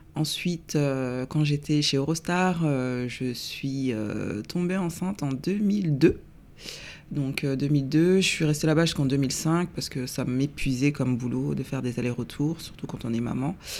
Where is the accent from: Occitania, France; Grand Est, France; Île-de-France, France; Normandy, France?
Île-de-France, France; Seine-Saint-Denis; also born or lived in Paris; je suis née un 24 septembre 1977 à Paris. Euh, à l'origine, on habitait à Paris dans le 19e, et puis après, on a déménagé en banlieue parisienne, dans le 93. Euh, où euh, j'ai grandi